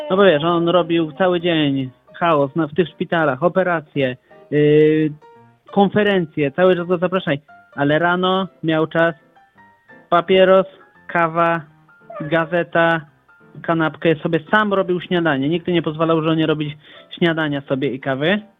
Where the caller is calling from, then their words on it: Bochnia, Lesser Poland, Poland; ja dzwonię z Bochni, zaskoczę